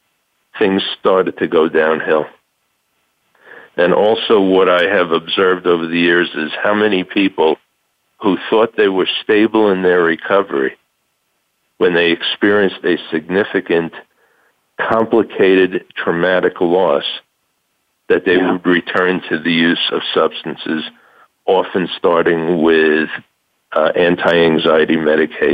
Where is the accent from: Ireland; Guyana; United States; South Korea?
United States; New York; moved away as an adult; now in Tucson, United States; I'm originally from New York